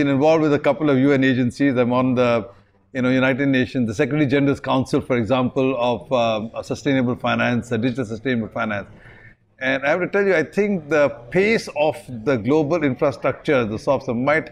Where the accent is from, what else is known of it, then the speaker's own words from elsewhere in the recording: Delhi, India; now in Singapore; when I grew up in Delhi, I spotted 175 species in my backyard